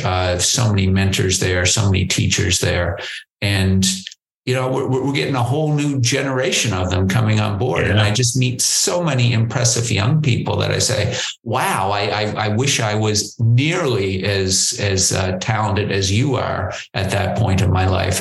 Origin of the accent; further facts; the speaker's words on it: Prince Edward Island, Canada; moved away; also born or lived in New Brunswick, Canada / Nova Scotia, Canada; I, I, grew up in a, a, little place called Prince Edward Island, Canada